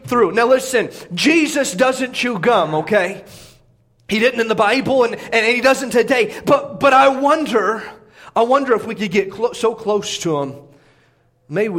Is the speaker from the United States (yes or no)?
yes; Indiana, United States; Growing up in Indiana